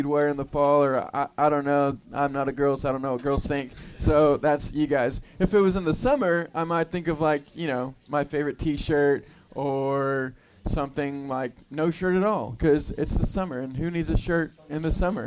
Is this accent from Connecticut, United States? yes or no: no; Houston, Texas, United States; I grew up in Houston, Texas